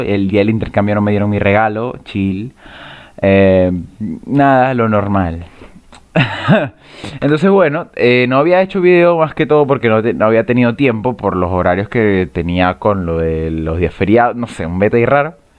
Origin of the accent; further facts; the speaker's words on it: Venezuela; moved away as an adult; now in Chile; yo soy venezolano, yo soy veneco